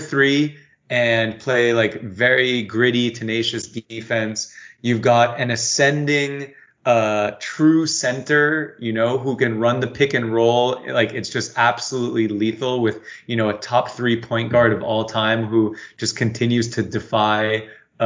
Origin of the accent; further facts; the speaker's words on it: New York City, New York, United States; growing up in the city